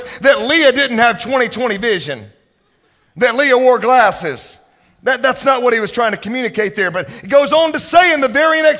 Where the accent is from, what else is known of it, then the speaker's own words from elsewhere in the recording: Mississippi, United States; now in Dallas, United States; I'm from Mississippi